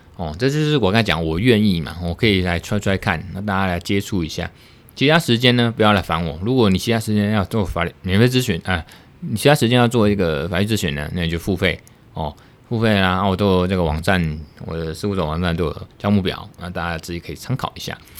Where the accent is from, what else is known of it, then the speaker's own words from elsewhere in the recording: Taiwan; 我们是从台湾来的